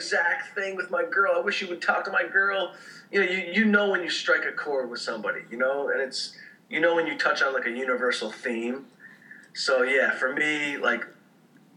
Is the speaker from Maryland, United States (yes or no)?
no; Detroit, Michigan, United States; I grew up in Detroit